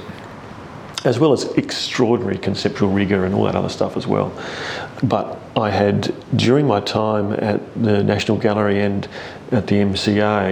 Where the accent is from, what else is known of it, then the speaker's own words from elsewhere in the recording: Tasmania, Australia; now in Adelaide, Australia; growing up in Tasmania